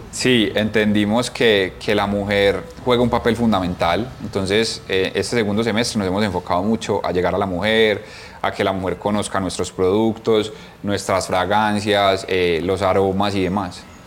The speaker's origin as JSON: {"language": "Spanish", "country": "Colombia", "said": "nosotros somos súper orgullosos de ser 100% colombianos"}